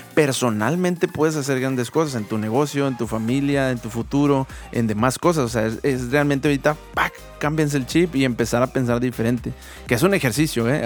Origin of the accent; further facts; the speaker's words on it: Mexico; como mexicanos